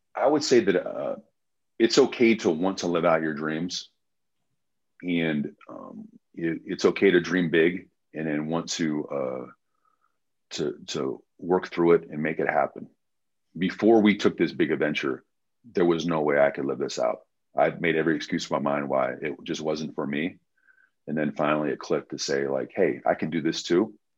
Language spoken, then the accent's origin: English; United States; we're American.